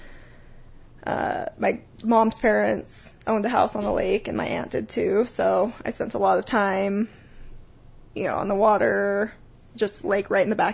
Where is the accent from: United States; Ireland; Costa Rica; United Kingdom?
United States; Salt Lake City, Utah; also born or lived in Sandy, Utah / Park City, Utah; I was born and raised in Utah